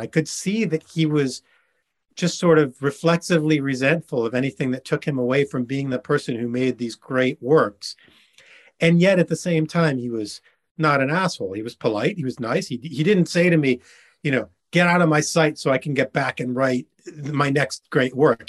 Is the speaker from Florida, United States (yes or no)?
yes; Miami, Florida, United States; now in Ridgewood, United States; I grew up in Miami